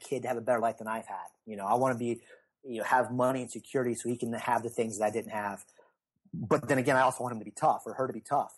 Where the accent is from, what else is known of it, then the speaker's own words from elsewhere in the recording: the South, United States; growing up in the South, my mom being very religious